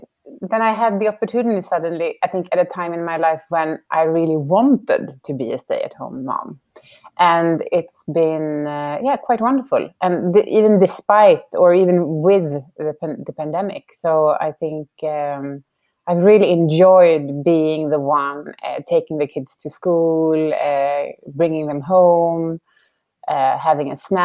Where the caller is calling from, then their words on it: Stockholm, Stockholm County, Sweden; I'm calling in from Stockholm, just outside of Stockholm, and it's evening.